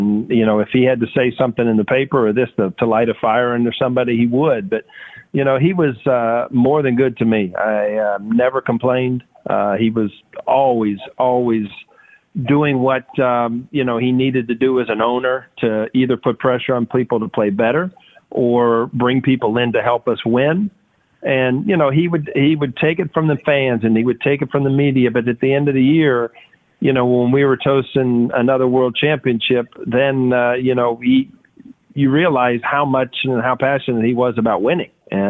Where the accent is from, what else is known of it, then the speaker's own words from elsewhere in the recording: Ohio, United States; Well, I mean, when you're born and raised in Ohio, you feel, I mean, I was devastated at the time.